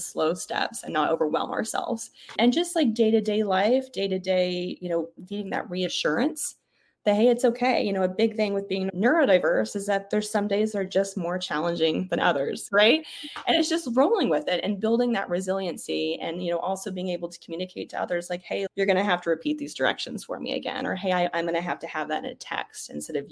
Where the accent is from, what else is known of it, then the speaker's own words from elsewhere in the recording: Oklahoma, United States; I grew up mostly in Oklahoma